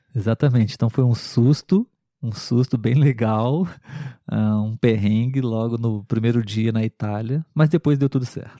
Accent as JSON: {"language": "Portuguese", "country": "Brazil"}